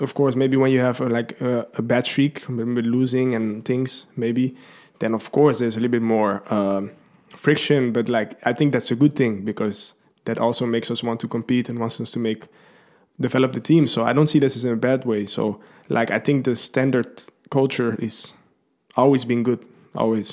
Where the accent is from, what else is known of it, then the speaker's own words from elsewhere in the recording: Lelystad, Flevoland, Netherlands; I'm from Holland. I've been born there uh, in Lelystad. I don't think anybody knows that. Uh, that's that's quite a new city in Holland. Um, I've lived there all my life